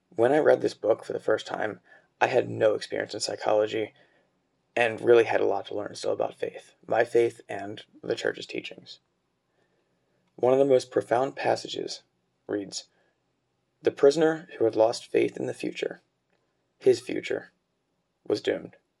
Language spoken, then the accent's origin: English; Cincinnati, Ohio, United States; now in Dayton, United States; I'm from Cincinnati, Ohio